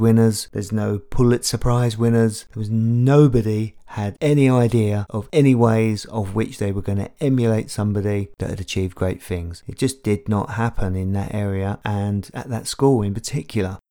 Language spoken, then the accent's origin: English; London, United Kingdom; I grew up in Tottenham, North London